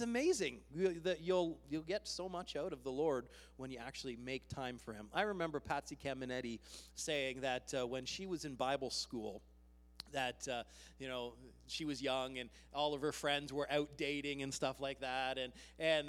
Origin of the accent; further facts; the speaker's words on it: Canada; We are Canadian